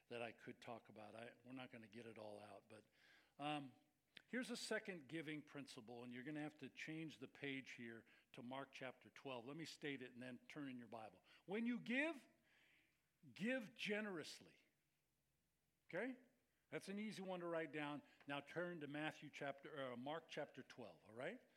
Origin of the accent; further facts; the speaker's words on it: Scotland, United Kingdom; I'm Scottish, right?